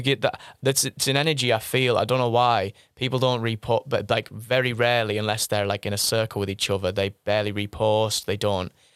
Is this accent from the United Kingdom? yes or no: yes; Middlesbrough, North East England, United Kingdom; I was born in Middlesbrough